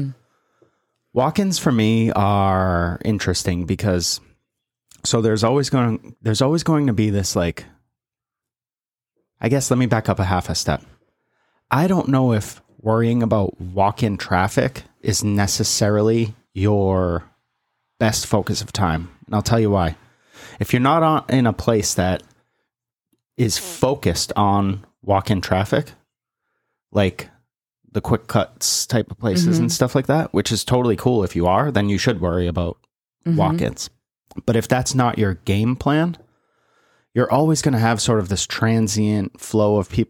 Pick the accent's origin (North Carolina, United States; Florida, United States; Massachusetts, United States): North Carolina, United States; But I'm from North Carolina and I'm not coming back.